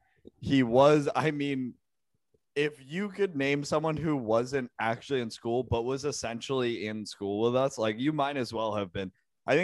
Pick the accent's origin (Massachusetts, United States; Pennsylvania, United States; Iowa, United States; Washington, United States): Massachusetts, United States; Georgetown; if someone was like, yo, where are you from? And you were like, Georgetown